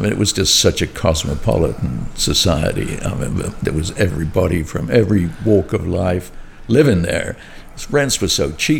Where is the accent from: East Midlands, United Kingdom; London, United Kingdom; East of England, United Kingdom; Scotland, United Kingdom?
London, United Kingdom; moved away as an adult; now in New Orleans, United States; I'm from London, England.